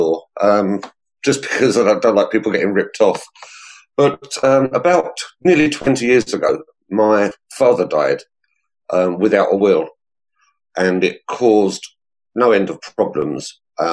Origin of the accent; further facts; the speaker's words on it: Hertfordshire, East of England, United Kingdom; moved away as an adult; also born or lived in London / Suffolk; now in Essex, United Kingdom; I grew up in Hertfordshire.